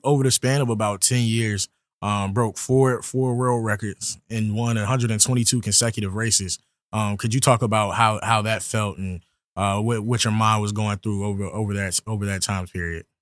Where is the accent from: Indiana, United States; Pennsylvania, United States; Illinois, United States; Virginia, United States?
Virginia, United States; junior journalism and communications double major from Virginia